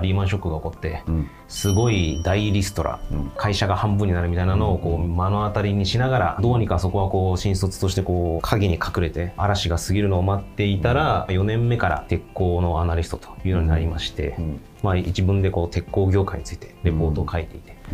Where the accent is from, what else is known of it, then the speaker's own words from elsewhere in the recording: Hyogo, Japan; also born or lived in Kyoto; もともと生まれ兵庫県なんですけれども、うんうん、兵庫県で生まれてですね